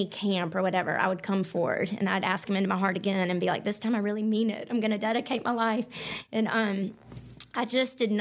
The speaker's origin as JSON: {"language": "English", "town": "Mountain Brook", "region": "Alabama", "country": "United States", "tie": "born or raised there", "said": "I grew up here in Birmingham in Mountain Brook"}